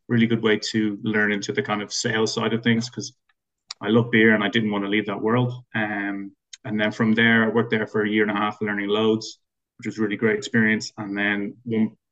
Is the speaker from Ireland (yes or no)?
yes; Dublin, Leinster, Ireland; moved away as an adult; now in London, United Kingdom; I'm from Dublin originally. So I moved to London about 12 years ago.